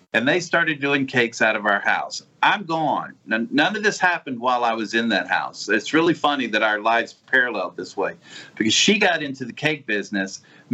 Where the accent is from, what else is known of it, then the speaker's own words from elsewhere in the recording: Orange Grove, Mississippi, United States; I'm from the Gulf Coast. I was born and raised right out here in Orange Grove. I live exactly 2 miles from the house I was born and raised in.